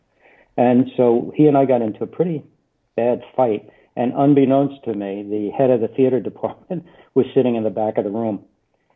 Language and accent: English; New Jersey, United States